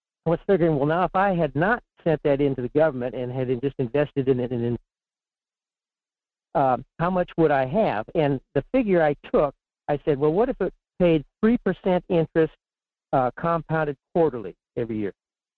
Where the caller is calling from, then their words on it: Fairbanks, Alaska, United States; in Fairbanks.